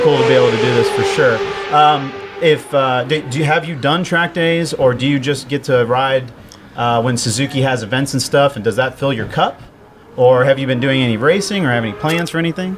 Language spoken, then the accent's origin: English; College Station, Texas, United States; I'm from College Station